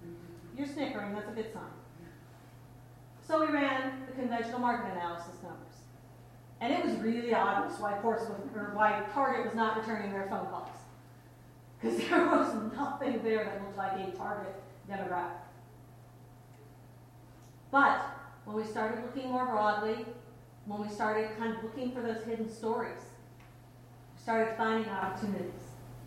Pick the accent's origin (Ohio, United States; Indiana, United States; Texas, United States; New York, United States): Ohio, United States; Cleveland; also born or lived in Wisconsin; now in Cincinnati, United States; And I heard those stories growing up in Cleveland. In about 2000, I moved from Wisconsin to Cincinnati.